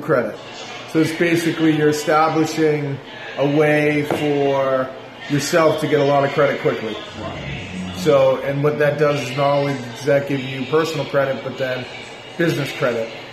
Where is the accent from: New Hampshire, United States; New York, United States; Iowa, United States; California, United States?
New Hampshire, United States; moved away as an adult; also born or lived in South Carolina; now in Atlanta, United States; I'm from New Hampshire. Right around Boston